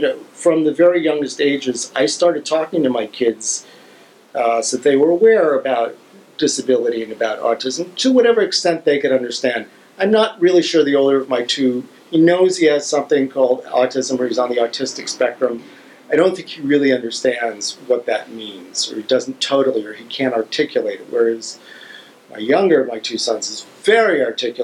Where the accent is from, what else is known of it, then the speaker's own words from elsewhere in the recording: Ohio, United States; We grew up in Ohio